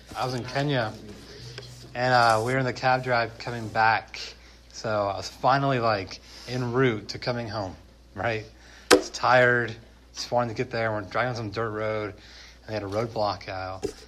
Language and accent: English; United States